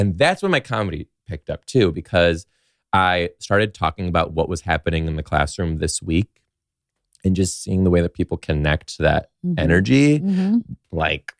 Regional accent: Detroit, Michigan, United States; outside Detroit.

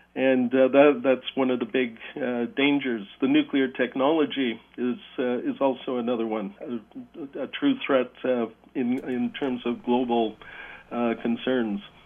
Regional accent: Hamilton, Ontario, Canada; moved away; I grew up in Hamilton and went to St. Patrick's and uh, Cathedral Boys High School

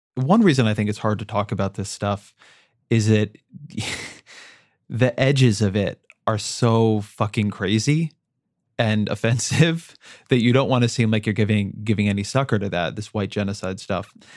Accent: Orange County, California, United States; my hometown of Orange County

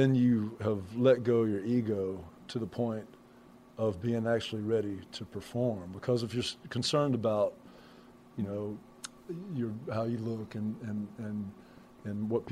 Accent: Brewton, Alabama, United States; I grew up in Brewton, Alabama.

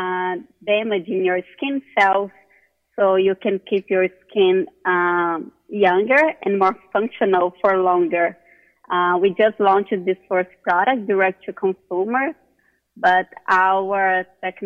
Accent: Brazil; moved away as an adult; now in United States; I'm originally from Brazil

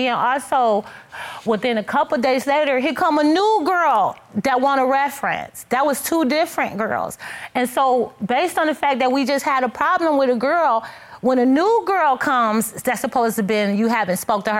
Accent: Detroit, Michigan, United States; moved away; we're originally from Detroit, Michigan

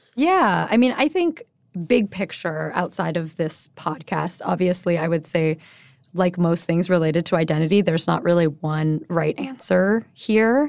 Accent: Honolulu, Hawaii, United States; moved away as an adult; also born or lived in Bay Area / New York; I'm born and raised in Honolulu. I moved to the mainland, as we call it, after high school to go to college

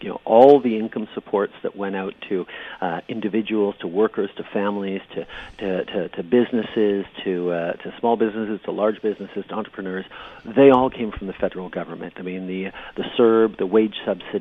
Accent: Canada; as a Canadian

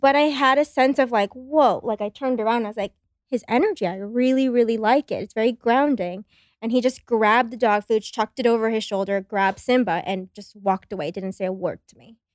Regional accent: Los Angeles, California, United States; moved away as an adult; now in Austin, United States; I grew up in Los Angeles

